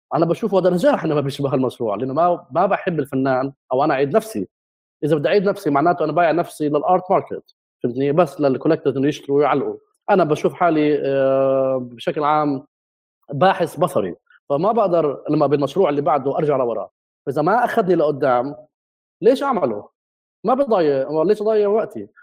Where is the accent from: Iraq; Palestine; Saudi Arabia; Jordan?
Palestine; Jerusalem; moved away as an adult; also born or lived in London / Berlin; انا ابن القدس مع اني ابن البلد القديمه